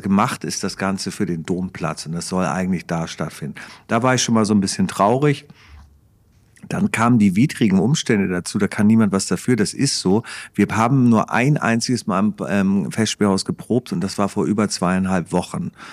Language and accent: German; Hamburg, Germany; dann musste ich mir als Hamburger Tuko ansehen, weil wir den alle so geliebt haben, wir Hamburger.